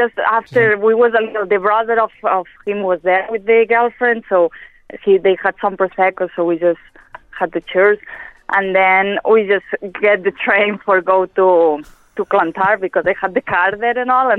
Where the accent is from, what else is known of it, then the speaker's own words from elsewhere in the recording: Spain; English is a second language; moved away as an adult; now in Ireland; I'm from Spain, so I met it when I arrived here in Ireland.